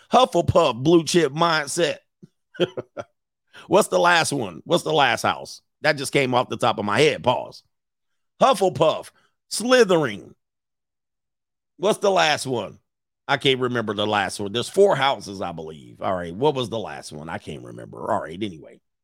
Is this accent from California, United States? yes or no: yes; Los Angeles, California, United States; also born or lived in Hawthorne, California / Orange County, California; I grew up in Southern California, in the San Fernando Valley, and my early, early years was in the South Bay, Los Angeles County.